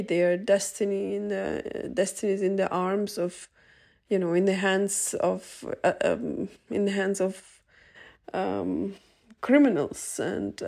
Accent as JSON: {"language": "English", "town": "Kherson", "region": "Kherson Oblast", "country": "Ukraine", "tie": "born or raised there", "moved": "yes", "said": "my hometown, Kherson"}